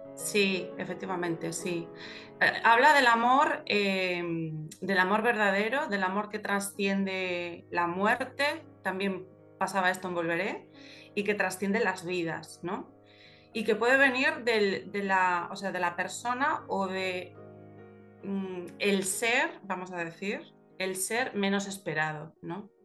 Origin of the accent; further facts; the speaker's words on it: Galicia, Spain; los gallegos somos como los hobbits